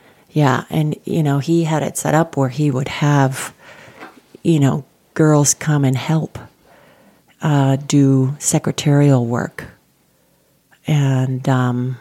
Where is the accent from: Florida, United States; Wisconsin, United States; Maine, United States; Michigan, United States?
Wisconsin, United States; central; now in Colorado, United States; I am the youngest of 13 and was raised on a farm in central Wisconsin, a small city